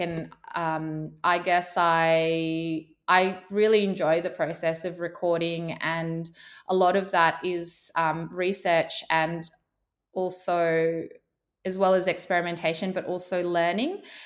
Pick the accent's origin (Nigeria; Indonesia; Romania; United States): Indonesia; moved away; being born and growing up in Indonesia